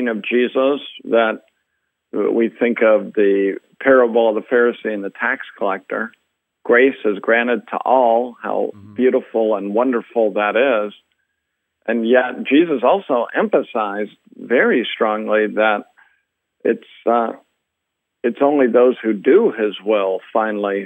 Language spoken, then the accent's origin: English; Salem, Oregon, United States; moved away as an adult; now in Louisville, United States; I'm from Salem, Oregon